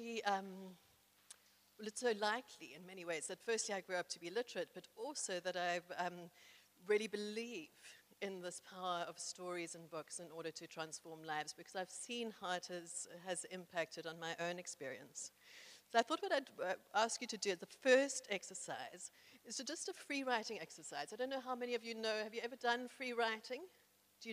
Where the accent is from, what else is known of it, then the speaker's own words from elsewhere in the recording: South Africa; I was incredibly privileged growing up in South Africa as a white person in the 1970s